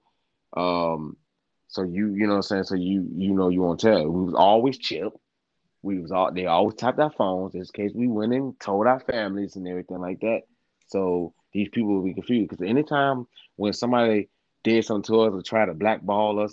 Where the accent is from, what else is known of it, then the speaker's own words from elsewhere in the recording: Virginia, United States; I'm from Virginia, y'all